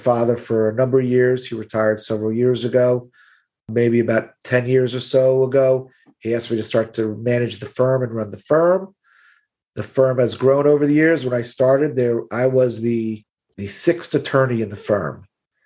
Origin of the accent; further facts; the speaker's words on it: Miami, Florida, United States; accent: Brooklyn; I'm born and raised in Miami. I went away to college, but I knew I wanted to live and practice in Miami.